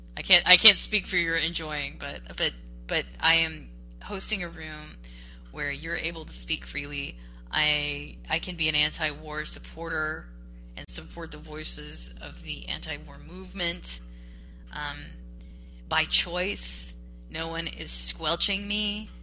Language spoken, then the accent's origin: English; Washington, United States; I came from Western Washington, where they had it.